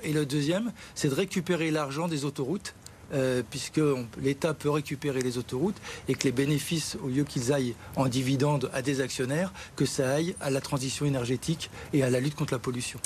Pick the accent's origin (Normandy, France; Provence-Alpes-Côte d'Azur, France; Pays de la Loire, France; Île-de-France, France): Île-de-France, France; Gennevilliers; je suis de Gennevilliers